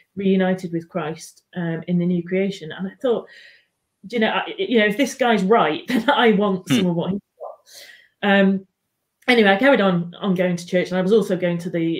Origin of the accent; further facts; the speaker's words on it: Manchester, North West England, United Kingdom; now in Newcastle, United Kingdom; I was born and brought up in Manchester, and I'm now based in Newcastle.